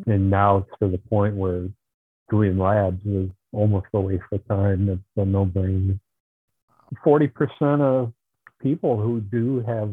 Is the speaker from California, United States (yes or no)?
no; Marshall, Wisconsin, United States; I'm from Marshall, Wisconsin, which is just east of Madison